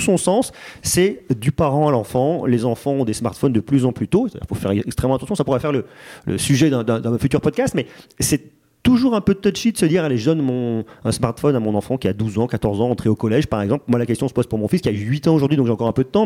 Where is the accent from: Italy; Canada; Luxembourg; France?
France; Auvergne-Rhône-Alpes; je suis auvergnat